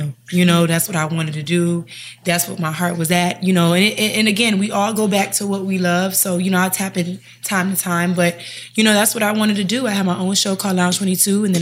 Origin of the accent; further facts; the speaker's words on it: Miami, Florida, United States; also born or lived in Jamaica (ancestry) / Charlotte; I'm from Miami